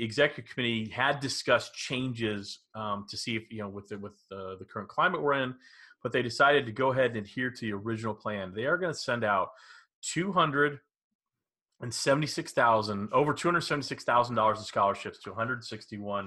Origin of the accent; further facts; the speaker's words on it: Dallas, Texas, United States; I grew up in Dallas